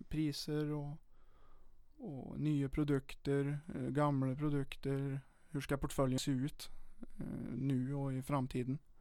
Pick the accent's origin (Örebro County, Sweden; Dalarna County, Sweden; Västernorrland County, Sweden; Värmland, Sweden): Värmland, Sweden; Charlottenberg; also born or lived in Åmotfors; jag har ju växt upp i mellan eh, Åmotfors och Charlottenberg lite, lite på bygden